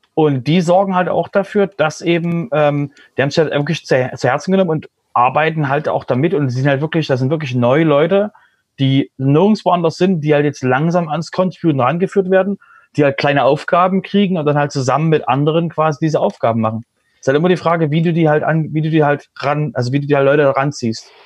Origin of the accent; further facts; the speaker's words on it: Germany; wir als Deutsche